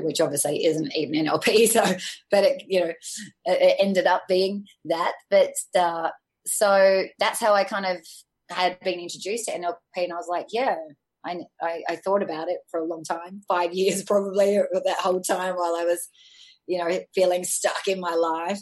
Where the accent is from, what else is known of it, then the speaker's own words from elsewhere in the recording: Sydney, New South Wales, Australia; I had a really great upbringing in a middle class family in Australia. I'm from Sydney originally.